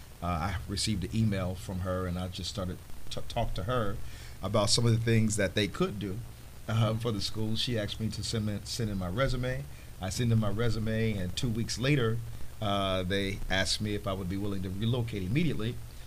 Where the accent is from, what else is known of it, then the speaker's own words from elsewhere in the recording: Chicago, Illinois, United States; moved away as an adult; also born or lived in Las Vegas; Well, I am originally from Chicago, born and raised.